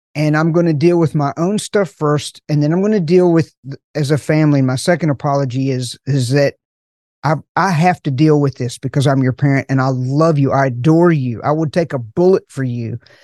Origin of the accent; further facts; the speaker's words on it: Appalachian Mountains, United States; I'm from the Appalachian Mountains